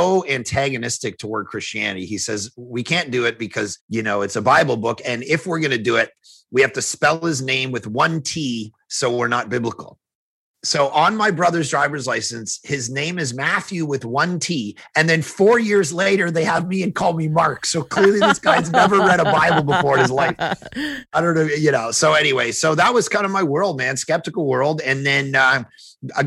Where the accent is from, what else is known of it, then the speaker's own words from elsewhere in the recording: Toronto, Ontario, Canada; moved away as an adult; now in Vancouver, Canada; I grew up in Toronto, skeptical home, agnostic, atheist, all that stuff